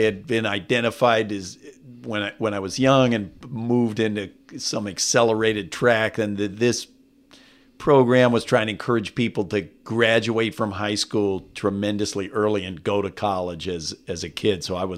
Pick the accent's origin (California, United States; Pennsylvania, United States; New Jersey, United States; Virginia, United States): California, United States; also born or lived in Waco, Texas; The …, my dad's family is from Waco, Texas. My mom's family was from Abilene. I was born in Waco. They moved to California when I was a kid.